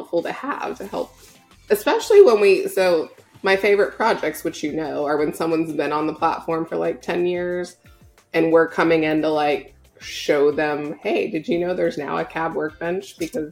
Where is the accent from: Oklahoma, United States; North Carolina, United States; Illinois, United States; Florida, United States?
Oklahoma, United States; Tornado Alley; moved away as an adult; I grew up in Tornado Alley.